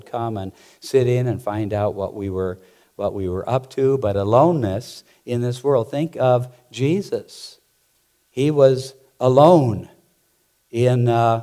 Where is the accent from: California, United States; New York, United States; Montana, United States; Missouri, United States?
Montana, United States; I grew up there in Montana mucking out stalls and cleaning pig pens